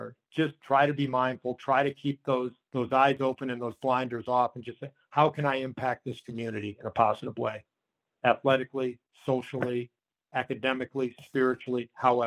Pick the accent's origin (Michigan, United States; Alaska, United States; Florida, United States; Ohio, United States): Ohio, United States; Shaker Heights; also born or lived in Charlottesville, Virginia; I love my hometown, and I have just the greatest feelings for Shaker Heights and for Cleveland